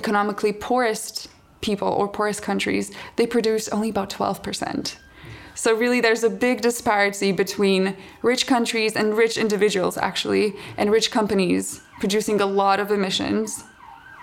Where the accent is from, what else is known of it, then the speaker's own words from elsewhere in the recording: Slovenia; moved away; I'm from Slovenia